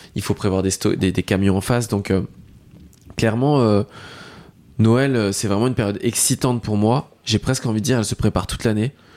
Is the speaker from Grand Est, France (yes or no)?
yes; Lorraine, Grand Est, France; je suis originaire de Lorraine